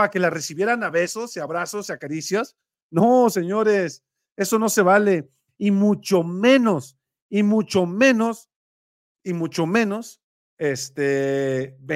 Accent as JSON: {"language": "Spanish", "country": "Mexico", "said": "Todos debemos de pagar como mexicanos honestos."}